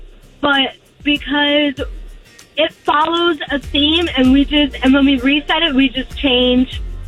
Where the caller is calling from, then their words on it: Poinciana, Florida, United States; This is … from Poinciana.